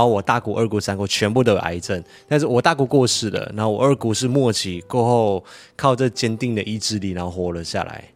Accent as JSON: {"language": "Chinese", "country": "Malaysia", "tie": "born or raised there", "moved": "yes", "lives_now": "Taiwan", "said": "我的老家马来西亚"}